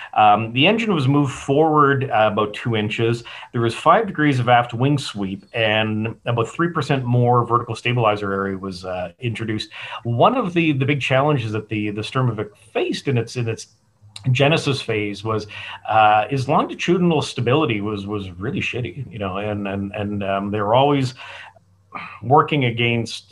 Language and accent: English; Calgary, Alberta, Canada; moved away as an adult; also born or lived in St Andrews; now in Tucson, United States; born and raised in Calgary, and tromped around the world